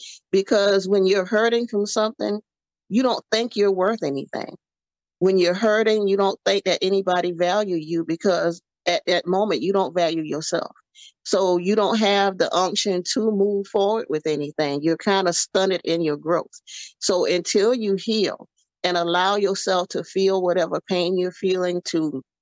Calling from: Savannah, Georgia, United States; Savannah, Georgia.

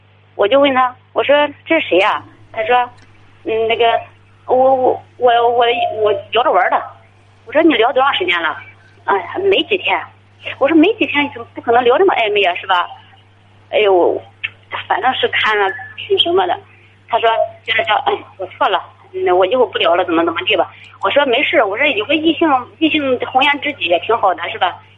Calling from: Tai'an, Shandong, China; 我泰安的。

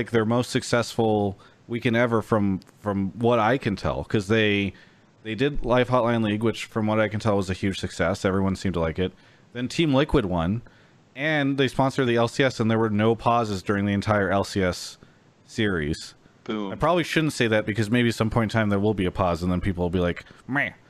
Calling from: Yakima, Washington, United States; I'm calling from Yakima, Washington.

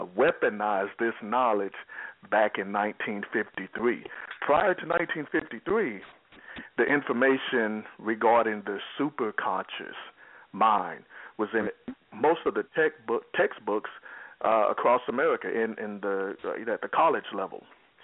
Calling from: Texas, United States; I'm calling from Texas.

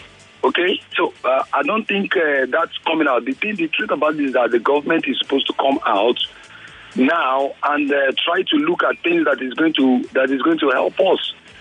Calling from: Ibeju-Lekki, Lagos, Nigeria; Yes. I'm calling from Ibeji-Lekki.

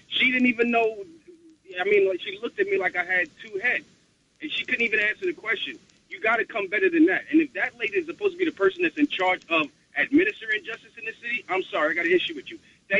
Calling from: New York City, New York, United States; I'm calling from the Bronx

